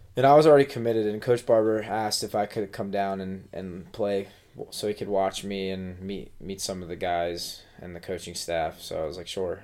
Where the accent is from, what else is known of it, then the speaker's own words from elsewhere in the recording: Pennsylvania, United States; I'm from Pennsylvania.